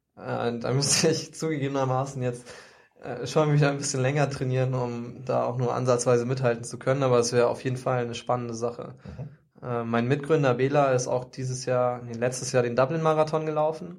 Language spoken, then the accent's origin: German; Hamburg, Germany; ich bin in Hamburg aufgewachsen.